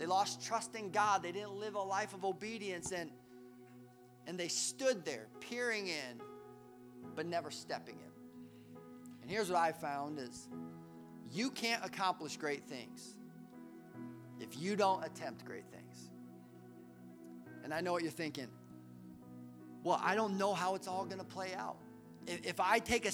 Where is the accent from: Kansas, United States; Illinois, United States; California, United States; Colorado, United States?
Colorado, United States; we grew up in Colorado